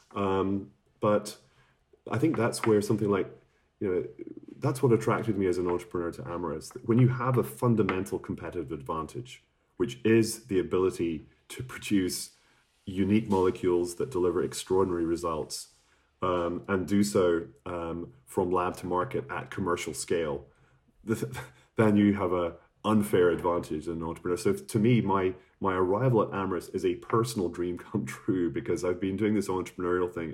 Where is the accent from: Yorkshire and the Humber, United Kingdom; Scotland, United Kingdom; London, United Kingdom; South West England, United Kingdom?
Scotland, United Kingdom; I'm from Scotland